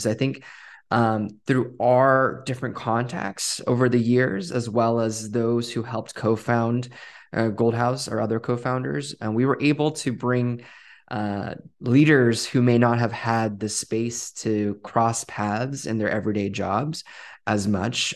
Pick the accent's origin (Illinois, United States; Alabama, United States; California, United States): California, United States; Westminster; moved away as an adult; also born or lived in Boston area; I grew up in Westminster and then I went to school in the Northeast. um, and moved to the Boston area for seven years.